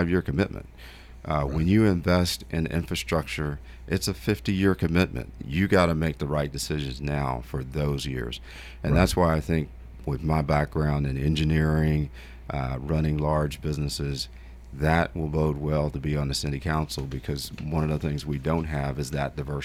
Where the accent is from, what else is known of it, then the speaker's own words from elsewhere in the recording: Trezevant, Tennessee, United States; moved away as an adult; also born or lived in Carmel, Indiana; now in Murfreesboro, United States; I'm from West Tennessee. I'm from a little small town called Tresvant